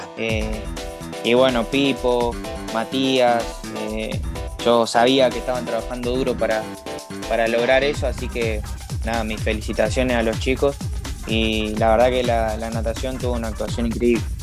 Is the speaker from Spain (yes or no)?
no; Campana, Buenos Aires Province, Argentina; yo soy de Campana, provincia de Buenos Aires, más o menos unos 90 kilómetros de, la capital